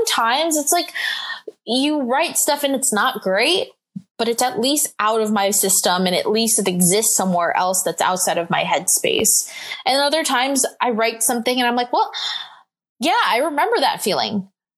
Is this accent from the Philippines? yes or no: yes; Philippines; it felt like sort of gross and dirty to be like, I'm Filipino.